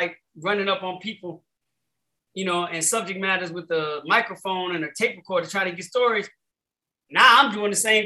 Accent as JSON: {"language": "English", "town": "Chicago", "region": "Illinois", "country": "United States", "tie": "born or raised there", "said": "growing up in Chicago"}